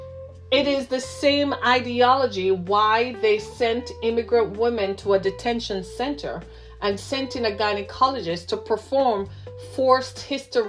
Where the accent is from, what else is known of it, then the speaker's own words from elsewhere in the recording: Michigan, United States; my home state of Michigan